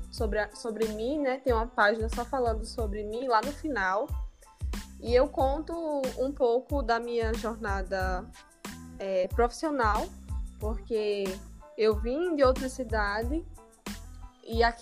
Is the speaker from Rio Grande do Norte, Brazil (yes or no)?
yes; Caicó, Rio Grande do Norte, Brazil; moved away as an adult; now in Mossoró, Brazil; Eu sou de Caicó, hum. Rio Grande.